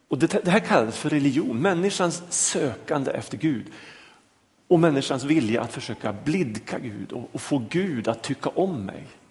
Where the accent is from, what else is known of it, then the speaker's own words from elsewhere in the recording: a small village outside Lycksele, Norrland, Västerbotten County, Sweden; moved away; jag är norrlänning, jag kommer från en liten by utanför Lycksele